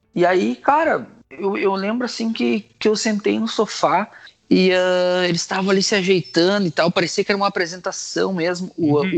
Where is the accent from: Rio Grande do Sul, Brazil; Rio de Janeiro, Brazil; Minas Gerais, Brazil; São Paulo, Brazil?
Rio Grande do Sul, Brazil; Campo Bom; eu nasci em Campo Bom